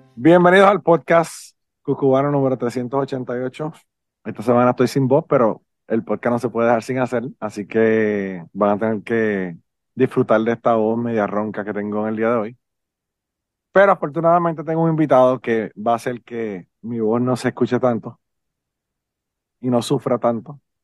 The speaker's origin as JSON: {"language": "Spanish", "country": "Puerto Rico", "also_born_or_lived": "Nashville", "said": "yo soy un biólogo de Puerto Rico"}